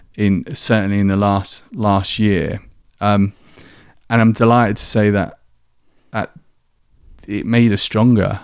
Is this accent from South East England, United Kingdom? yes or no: yes; Kent, South East England, United Kingdom; accent: southern; moved away as an adult; also born or lived in Manchester; now in York, United Kingdom; from down south, you can probably tell by my, by my accent, um, in, in Kent, I grew up there